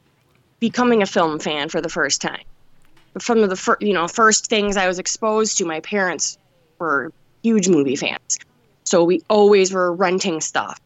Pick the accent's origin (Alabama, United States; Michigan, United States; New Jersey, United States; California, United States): Michigan, United States; Detroit; I was born in Detroit, and I'm still here. I'm in a suburb right now, but yeah, I've been here my whole life